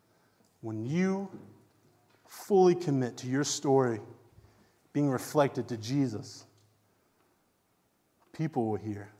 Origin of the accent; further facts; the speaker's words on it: Waynesboro, Virginia, United States; I was born in Waynesboro, Virginia.